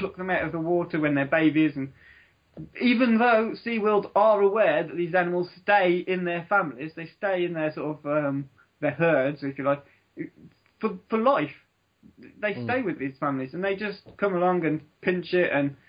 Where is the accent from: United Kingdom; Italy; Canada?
United Kingdom; Dudley, West Midlands; When I grew up in Dudley